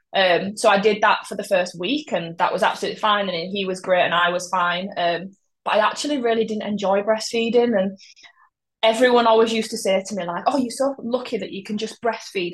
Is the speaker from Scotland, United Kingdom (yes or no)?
no; Yorkshire and the Humber, United Kingdom; I'm from Yorkshire